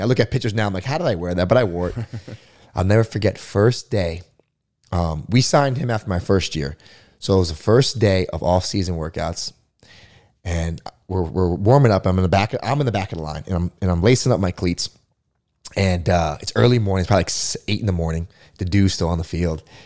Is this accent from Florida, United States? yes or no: yes; Florida, United States; I was a huge Florida State fan growing up, you know, growing up in Florida.